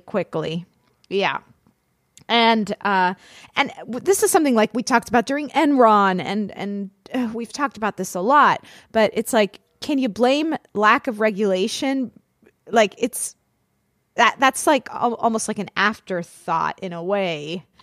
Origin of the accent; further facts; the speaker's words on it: Florida, United States; I'm from Florida.